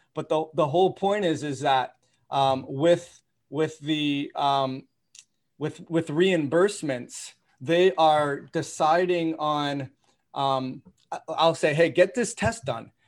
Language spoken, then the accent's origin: English; Toronto, Ontario, Canada; I grew up in Toronto